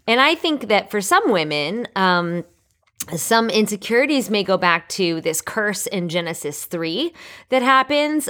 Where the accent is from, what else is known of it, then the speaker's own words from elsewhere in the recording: New York, United States; moved away; I was born and raised in New York